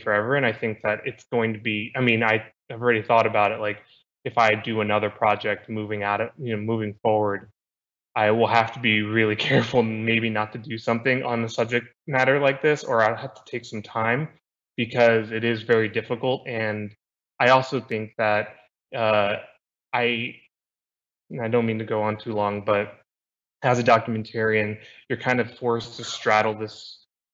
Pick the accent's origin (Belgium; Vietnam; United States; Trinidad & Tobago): United States; I've been born and raised in the United States